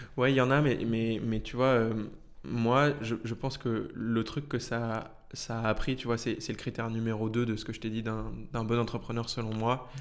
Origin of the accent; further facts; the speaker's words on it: Paris region, Île-de-France, France; j'ai grandi en région parisienne